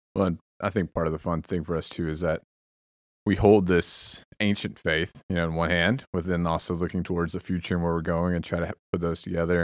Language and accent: English; Texas, United States; moved away as an adult; now in Bay Area, United States; as a Texan in the area.